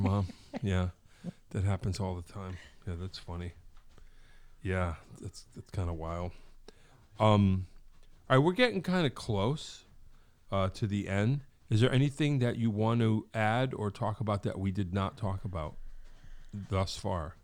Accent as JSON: {"language": "English", "town": "Wallingford", "region": "Connecticut", "country": "United States", "tie": "born or raised there", "said": "when I was a kid growing up in Wallingford"}